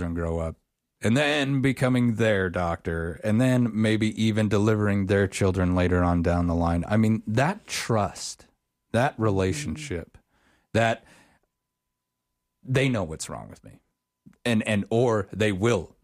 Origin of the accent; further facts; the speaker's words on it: Auburn, Wyoming, United States; I grew up in Auburn, and we had the Smoky Canyon mine right up the road.